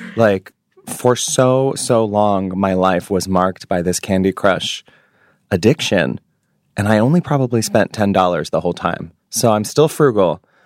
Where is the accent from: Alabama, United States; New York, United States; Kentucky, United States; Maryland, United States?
New York, United States; New York City; moved away as an adult; now in Honolulu, United States; being a Jewish New Yorker